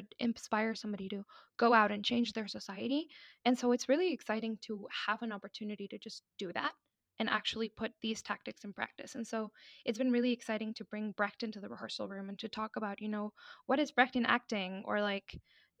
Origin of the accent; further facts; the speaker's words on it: Mexico; moved away as an adult; I'm from Mexico. That's where I was born. That's where I was raised.